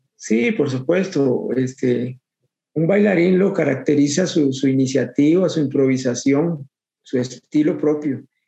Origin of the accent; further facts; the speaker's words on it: Guadalupe, San José, Costa Rica; toda mi vida, toda mi vida soy de aquí, de Guadalupe